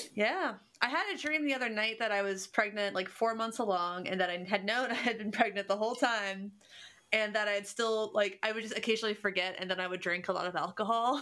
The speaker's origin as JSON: {"language": "English", "town": "Cincinnati", "region": "Ohio", "country": "United States", "said": "I'm from Cincinnati, which is a German, the most German city in America"}